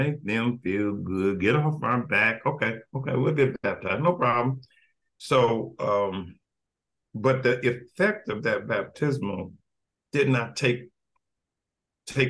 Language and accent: English; Evansville, Indiana, United States; Born and raised in Evansville